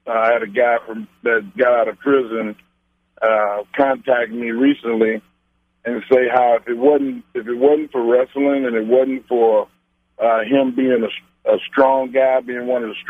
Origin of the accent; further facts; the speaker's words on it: Silsbee, Texas, United States; also born or lived in Austin, Texas; residing in Austin, but born and raised in Silsby, Texas